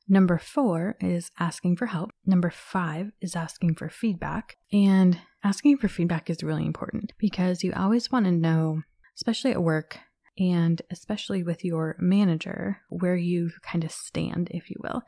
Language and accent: English; Minnesota, United States; I was born and raised in Minnesota